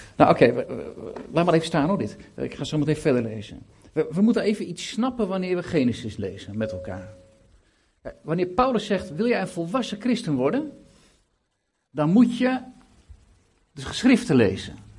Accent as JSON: {"language": "Dutch", "town": "Lelystad", "region": "Flevoland", "country": "Netherlands", "said": "Ik kom uit Lelystad, 70.000 inwoners gaan de 4000 naar de kerk."}